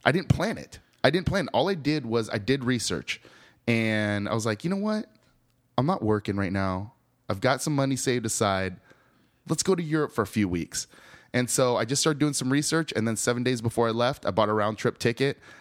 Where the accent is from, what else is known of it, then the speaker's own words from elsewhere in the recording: the Northwest, Pacific Northwest, United States; moved away as an adult; also born or lived in Seattle; now in Austin, United States; growing up in the Northwest